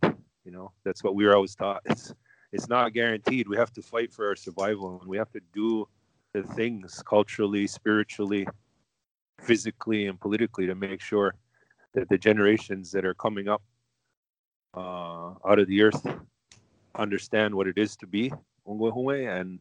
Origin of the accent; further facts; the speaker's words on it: Kahnawake, Quebec, Canada; I'm a Mohawk from Ganawage, and I was born and raised Ganawage Mohawk territory